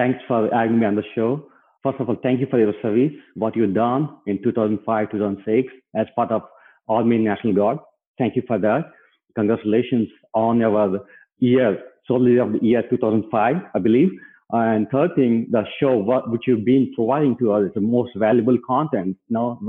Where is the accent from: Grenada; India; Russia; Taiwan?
India; moved away as an adult; now in United States; myself and my wife came to US in 2004. We grew up in India